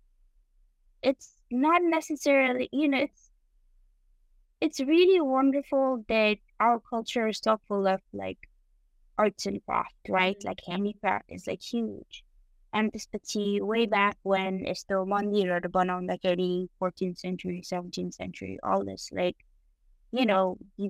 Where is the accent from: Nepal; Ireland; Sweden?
Nepal; Kathmandu, Bagmati; now in Boston, United States; When I was growing up in Nepal